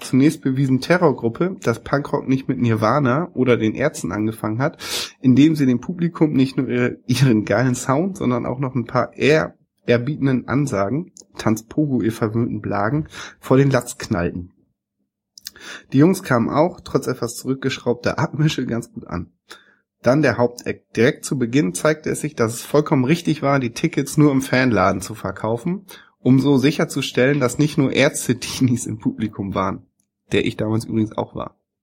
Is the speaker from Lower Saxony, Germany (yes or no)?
yes; East Frisia, Lower Saxony, Germany; moved away; in dem Ort, wo ich groß geworden bin, gibt's gar keine Schule, deswegen muss ich nach Wittmund, nach Ostfriesland